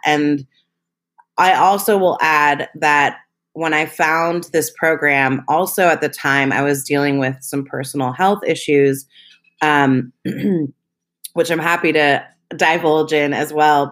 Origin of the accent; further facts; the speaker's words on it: Berkeley, California, United States; also born or lived in Los Angeles; I was born and raised in Berkeley, California